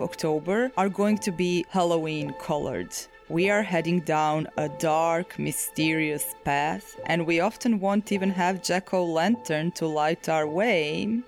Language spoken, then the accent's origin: English; Zagreb, City of Zagreb, Croatia; Zagreb, my hometown